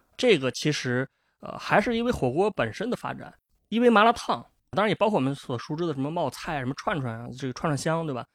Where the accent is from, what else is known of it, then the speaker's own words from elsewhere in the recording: northern China, China; 作为一个北方人